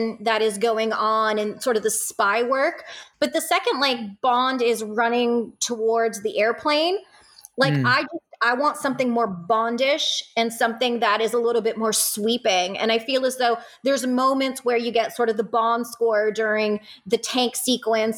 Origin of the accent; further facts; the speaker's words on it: Canada; being a Canadian